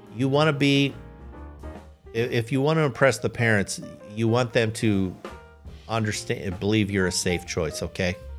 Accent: United States; I'm American. That's my nationality.

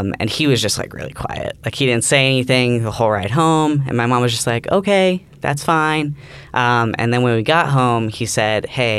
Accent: Nashville, Tennessee, United States; moved away as an adult; now in Alabama, United States; I'm from Nashville, Tennessee, so still the South

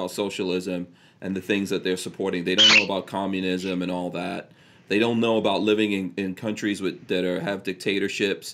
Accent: Guyana; moved away; also born or lived in Nigeria; I was born in Guyana

